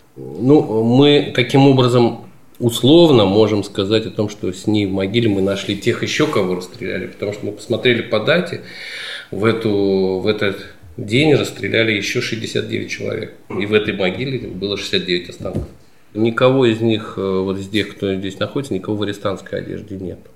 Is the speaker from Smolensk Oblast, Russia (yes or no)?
yes; Smolensk Oblast, Russia; я родился не на Смоленщине, но уже очень давно живу, уже 40 лет живу здесь, на Смоленщине. И здесь учился в школе, в ВУЗе.